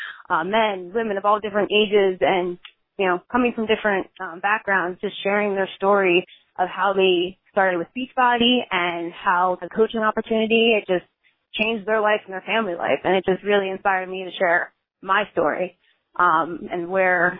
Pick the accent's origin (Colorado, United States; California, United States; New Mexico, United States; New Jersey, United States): New Jersey, United States; Long Valley; I am from Long Valley, New Jersey, a very small town